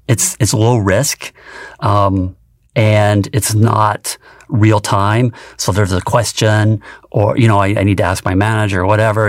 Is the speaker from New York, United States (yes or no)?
no; rural Tennessee, United States; moved away as an adult; I grew up in rural Tennessee on a small farm